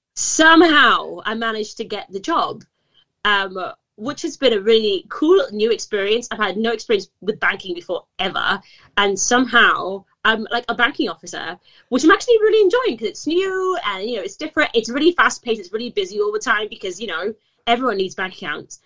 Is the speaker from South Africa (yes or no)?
no; Gibraltar; moved away as an adult; also born or lived in Manchester, United Kingdom; I'm from uh, the Rock of Gibraltar, uh, born and raised